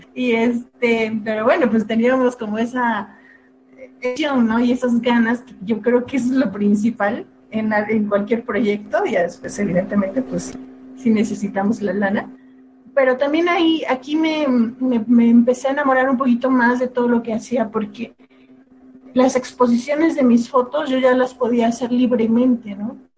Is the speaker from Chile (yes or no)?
no; Guelatao, Oaxaca, Mexico; moved away as an adult; yo salí de, pues de mi pueblo, allá en Oaxaca. ya soy de, de Guelatao